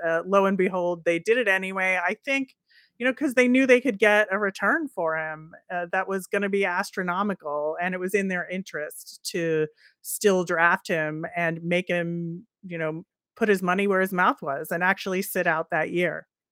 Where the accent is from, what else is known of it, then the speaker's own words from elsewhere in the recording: Philadelphia, Pennsylvania, United States; I grew up in the Philadelphia area